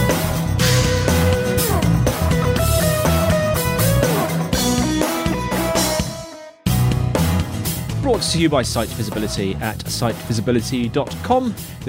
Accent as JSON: {"language": "English", "town": "Brighton", "region": "South East England", "country": "United Kingdom", "said": "I am from Brighton"}